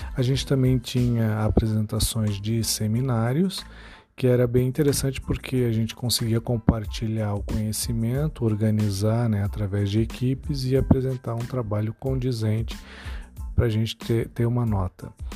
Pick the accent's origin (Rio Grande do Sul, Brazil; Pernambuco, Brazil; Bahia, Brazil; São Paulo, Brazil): São Paulo, Brazil; now in Santana do Livramento, Brazil; eu moro na cidade de Livramento, é, mas eu nasci em São Paulo